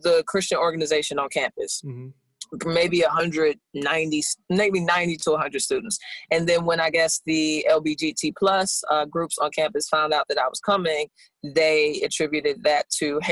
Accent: St. Louis, Missouri, United States; moved away; also born or lived in Los Angeles; I'm from St. Louis. We met in LA and we're all moving here.

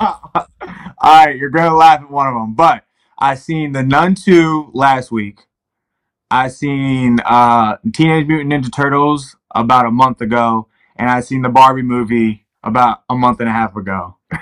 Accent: Baltimore, Maryland, United States; moved away as an adult; also born or lived in Ohio; I've come from Baltimore City where not a lot of people make it out. I'm doing a lot of things that a lot of people aren't doing from my hometown

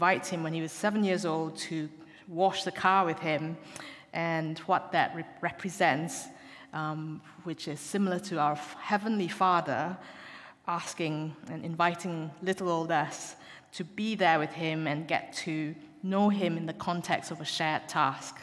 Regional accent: Malaysia; moved away as an adult; also born or lived in Glasgow, United Kingdom; now in Exeter, United Kingdom; I am from Malaysia, and I came over to the UK to do my university medical degree at Glasgow University

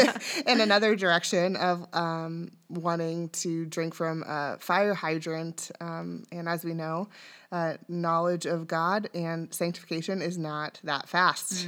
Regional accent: Dayton, Ohio, United States; I was born and raised in Dayton.

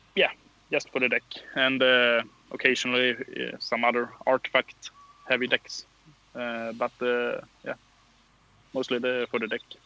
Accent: Karlskrona, Blekinge, Sweden; English is a second language; moved away as an adult; now in Växjö, Sweden; I'm uh, from uh, uh, a city uh, in far south of Sweden, Karlskrona

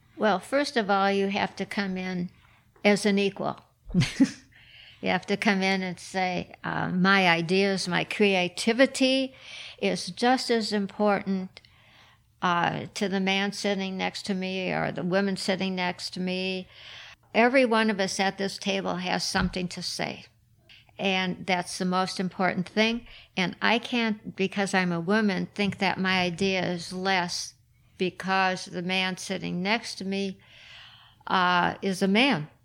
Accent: Minneapolis, Minnesota, United States; also born or lived in Chicago; lucky to live in Minneapolis

